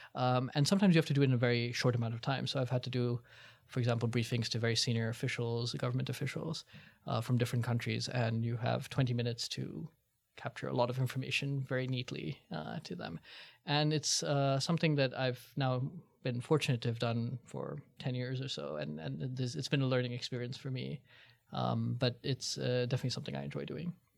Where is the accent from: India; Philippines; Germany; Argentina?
India; moved away; I was from India